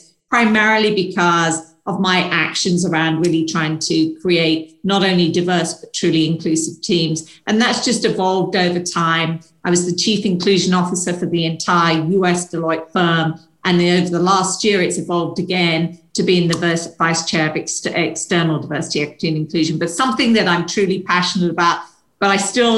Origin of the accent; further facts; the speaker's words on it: United Kingdom; moved away; probably tell from my accent, I'm from the UK originally